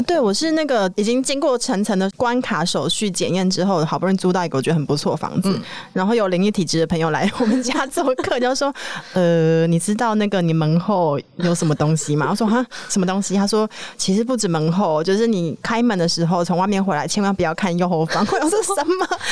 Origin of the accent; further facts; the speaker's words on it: Hualien, Hualien County, Taiwan; moved away as an adult; also born or lived in Taipei; 就是因为我花莲人嘛